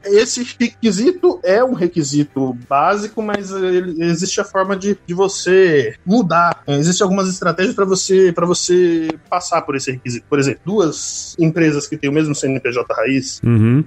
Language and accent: Portuguese; Guarulhos, São Paulo, Brazil; moved away as an adult; also born or lived in Piracicaba; eu sou de Guarulhos, nascido e criado em Guarulhos